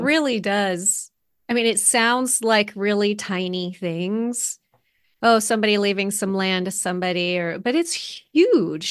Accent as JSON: {"language": "English", "country": "United States", "tie": "born or raised there", "said": "as an American growing up learning"}